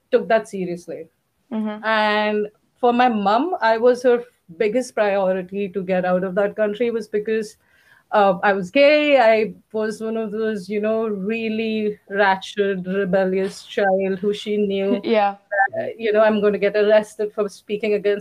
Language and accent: English; Mumbai, Maharashtra, India; moved away as an adult; also born or lived in Belgium; now in Lisbon, Portugal; I grew up in Bombay